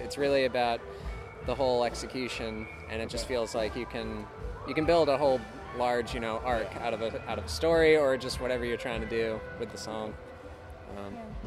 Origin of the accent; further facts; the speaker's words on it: South Florida, United States; moved away as an adult; now in Chapel Hill, United States; Grew up in South Florida